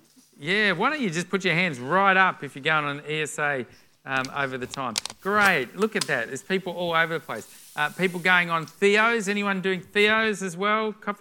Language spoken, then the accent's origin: English; Melbourne, Victoria, Australia; moved away; for us, we came up from Melbourne 5 years ago, and so we're the only … out of Melbourne. All the … just stay in Melbourne.